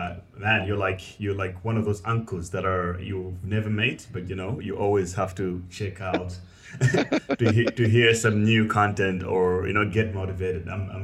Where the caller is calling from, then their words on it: Cape Town, Western Cape, South Africa; I'm calling from Cape Town, South Africa